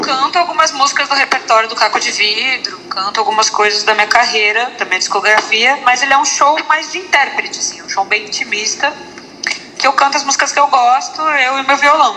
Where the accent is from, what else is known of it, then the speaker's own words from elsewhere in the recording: Porto Alegre, Rio Grande do Sul, Brazil; moved away; lá em Porto Alegre, em sou gaúcha, né, morava lá